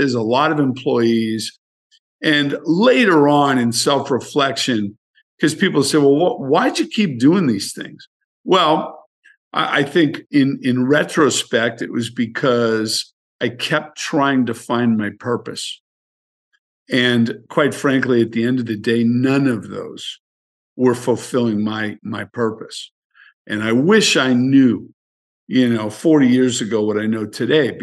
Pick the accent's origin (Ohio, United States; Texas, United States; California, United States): California, United States; San Francisco; born and raised in San Francisco